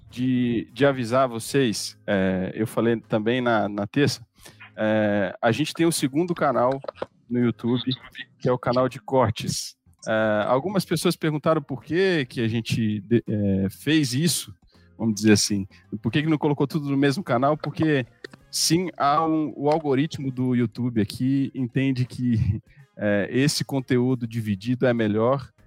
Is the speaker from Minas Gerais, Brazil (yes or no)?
yes; Belo Horizonte, Minas Gerais, Brazil; É, eu sou natural de Belo Horizonte e é, me converti lá em 2005.